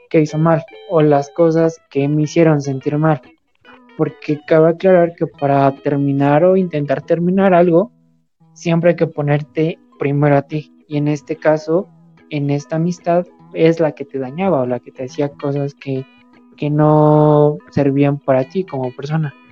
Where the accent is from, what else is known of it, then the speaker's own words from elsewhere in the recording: Mexico; y más como, bueno, somos mexicanos, chicos de universidad o de prepa